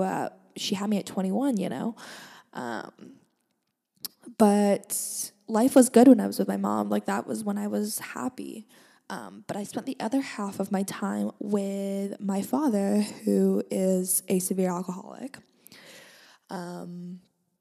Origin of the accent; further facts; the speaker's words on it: Langley, British Columbia, Canada; I am from Langley, British Columbia, Canada